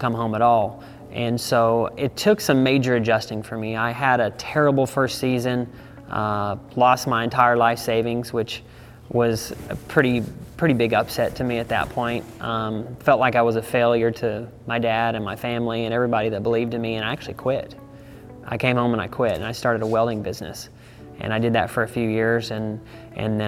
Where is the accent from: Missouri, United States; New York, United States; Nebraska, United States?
Missouri, United States; Savannah; now in Texas, United States; I grew up on a ranch in Savannah, Missouri